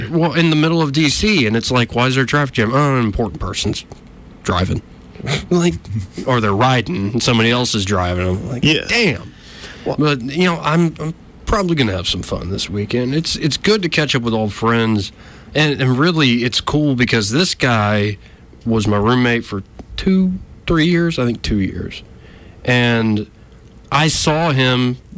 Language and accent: English; West Virginia, United States; moved away; I was born in West Virginia.